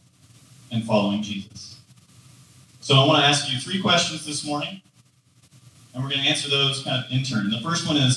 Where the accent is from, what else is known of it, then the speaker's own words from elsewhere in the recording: Georgia, United States; I grew up in Georgia